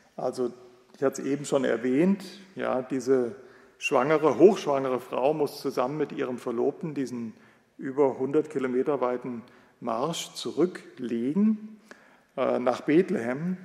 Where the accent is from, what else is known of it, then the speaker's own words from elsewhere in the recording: West Germany, Germany; Wenn wir als Westdeutsche, äh, Westdeutsche